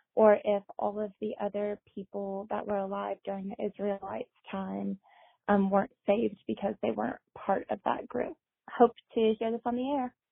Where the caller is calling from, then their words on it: New York, United States; calling from New